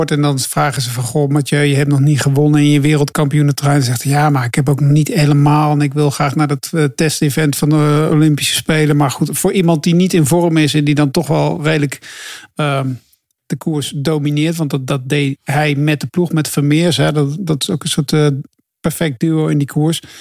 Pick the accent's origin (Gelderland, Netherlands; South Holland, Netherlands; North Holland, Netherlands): South Holland, Netherlands; Warmond; born there; Geboren in Warmond.